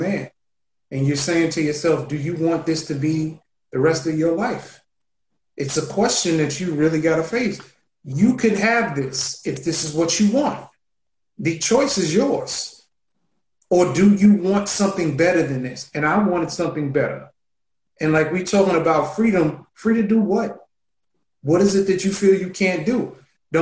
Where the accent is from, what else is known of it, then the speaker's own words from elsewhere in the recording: New York City, New York, United States; I grew up in Marcy.